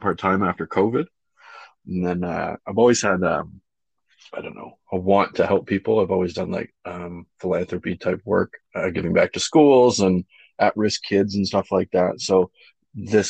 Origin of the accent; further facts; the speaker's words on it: Whitby, Ontario, Canada; I come from Whitby, or if you know where that is in Durham region